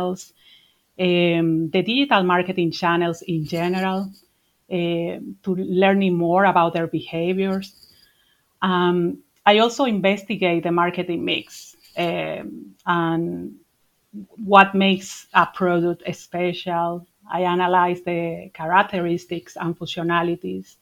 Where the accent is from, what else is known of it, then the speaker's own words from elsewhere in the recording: Dominican Republic; also born or lived in Madrid, Spain; now in Ireland; I'm originally from the Dominican Republic